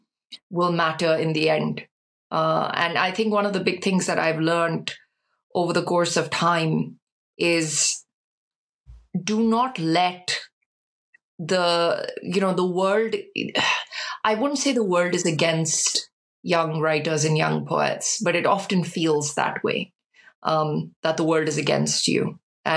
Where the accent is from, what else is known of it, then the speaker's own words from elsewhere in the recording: India; now in United Kingdom; whilst I was growing up in India